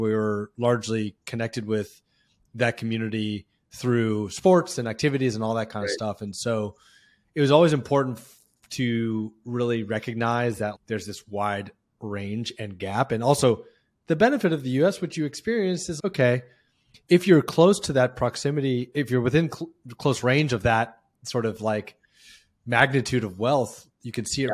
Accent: Palo Alto, California, United States; I remember my dad was a teacher and professor in Palo Alto, and obviously I was growing up around Silicon Valley

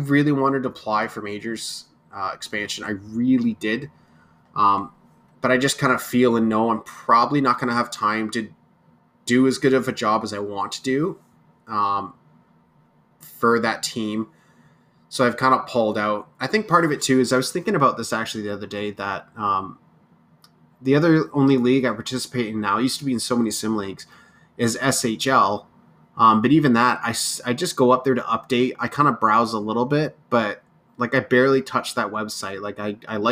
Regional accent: Kingston, Ontario, Canada; It's my home city.

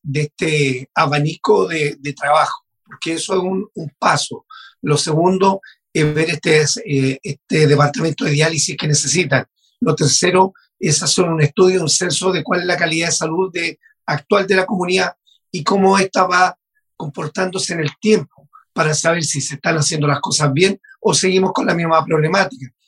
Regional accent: Maule, Chile; Yo vengo de la región del Maule, como tú lo decías, de una zona de sacrificio de central hidroeléctrica

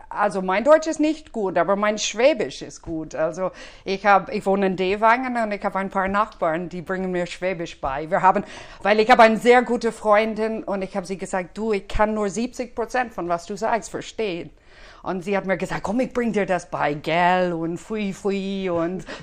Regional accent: Dublin, Leinster, Ireland; now in Ostalb, Germany; Nein, das bin ich nicht, aber ich komme aus Irland ursprünglich

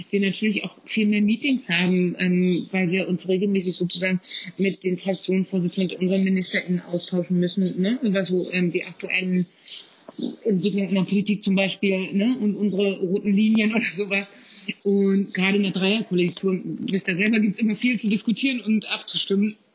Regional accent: Kleinmachnow, Brandenburg, Germany; Ich bin aus Klemmachner, ähm, das ist in Potsdam-Mittelmarkt, sozusagen ähm, fettester Speckgürtel zwischen Berlin und, ähm, ja, zwischen Berlin und Potsdam. Und da äh, bin ich auch groß geworden.

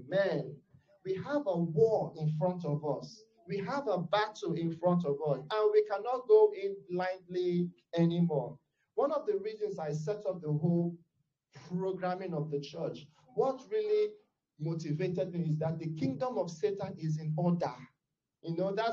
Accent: Nigeria; I am a Nigerian, I'm from Africa

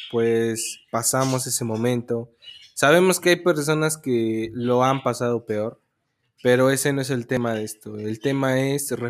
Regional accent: Mexico; así somos los mexicanos

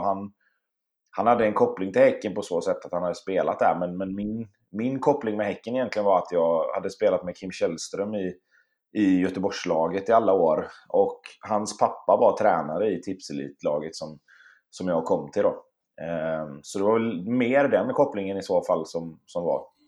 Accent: Sweden; also born or lived in Gothenburg / Stockholm; jag och min syster och min mamma bodde hemma i Sverige

